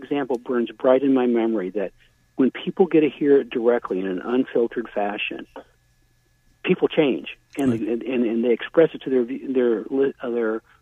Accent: Virginia, United States; I'm from Virginia

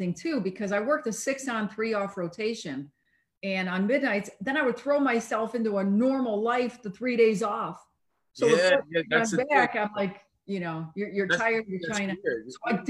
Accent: Chicago, Illinois, United States; moved away as an adult; also born or lived in Montreal; No, I grew up in the city. I grew up in Chicago.

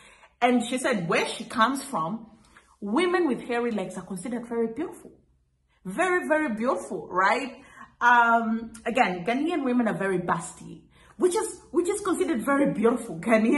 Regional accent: Kenya; You know, as an East African, particularly as a Kenyan, I've always known either you're running a business or you're working.

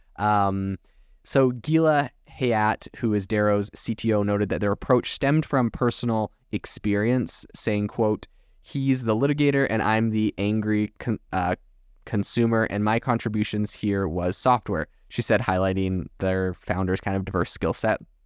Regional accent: Canada; moved away as an adult; now in United States; I remember growing up in Canada

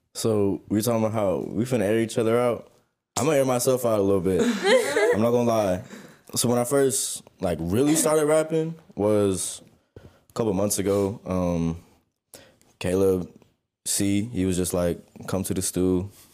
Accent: San Antonio, Texas, United States; I'm four five from San Antonio. Uh, I also go to Texas State up here

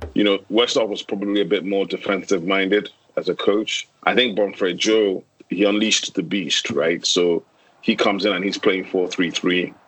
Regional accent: Nigeria; as a Nigerian

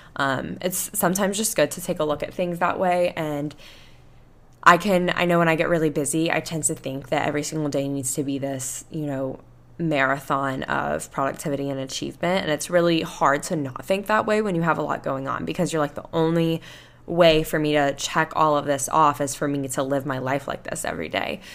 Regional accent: Panama City Beach, Florida, United States; accent: Southern; now in Houston, United States; I went to my hometown and I went to, back to Panama City Beach

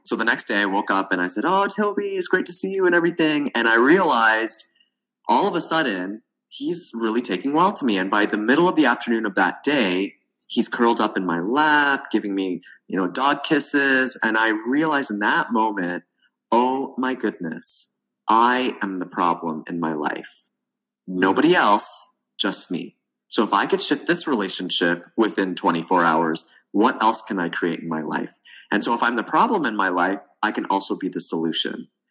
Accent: Toronto, Ontario, Canada; moved away as an adult; also born or lived in the Arctic; I'm originally from Toronto, Canada, and I moved to the Arctic

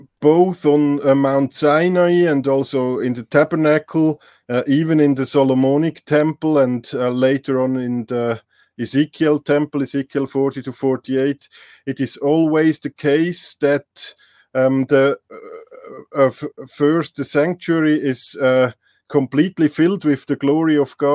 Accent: Switzerland; also born or lived in Leuven, Belgium; I'm from Switzerland. I did some studies in German language and literature, I think on a bachelor level.

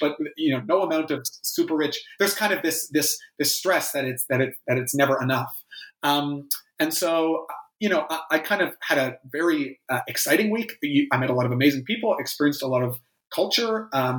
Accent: Canada; especially as a Canadian and someone who has not spent any time in Silicon Valley, or indeed much time in the United States at all

